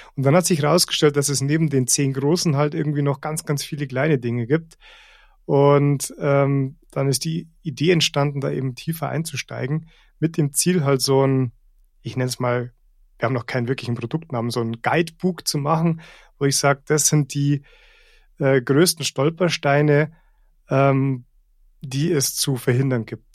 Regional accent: Rosenheim, Bavaria, Germany; ich, ich bin hier aufgewachsen und ähm, bin hier immer wieder zurückgekommen

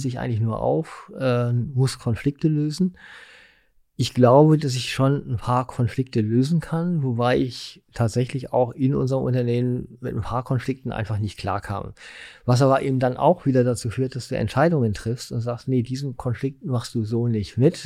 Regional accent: Essen, North Rhine-Westphalia, Germany; moved away as an adult; also born or lived in Mülheim an der Ruhr / Bochum / Munich; now in Berlin, Germany; ich bin in Essen geboren, im Knappschaftskrankenhaus

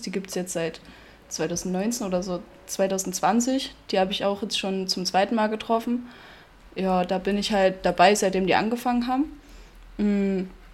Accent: Bad Blankenburg, Thuringia, Germany; ich komme aus Bad Blankenburg

